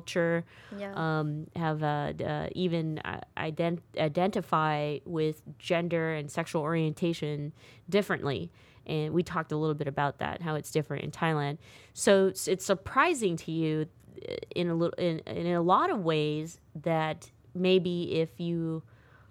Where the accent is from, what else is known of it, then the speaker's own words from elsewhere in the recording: United States; I'm American